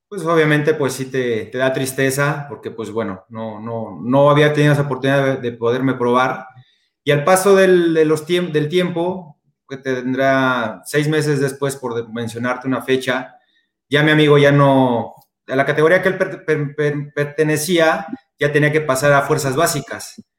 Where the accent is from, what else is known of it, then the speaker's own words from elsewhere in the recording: Mexico City, Mexico; now in Puebla, Mexico; Yo soy de la Ciudad de México, ahora ya radico acá en Puebla, aquí nos quedamos ya, nos quedamos ya a vivir.